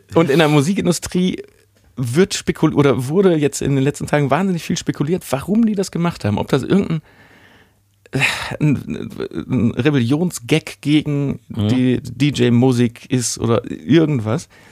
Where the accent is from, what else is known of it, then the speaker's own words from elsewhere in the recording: Germany; bei uns in Deutschland